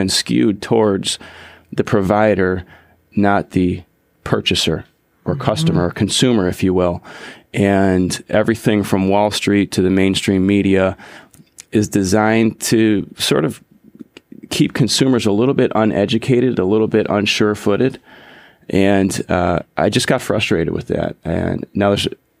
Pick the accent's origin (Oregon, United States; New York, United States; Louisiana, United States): New York, United States; Buffalo; also born or lived in Colorado Springs, Colorado / Huntersville, North Carolina / Cornelius, North Carolina; now in Lake Norman area, United States; We're both from Buffalo, New York originally.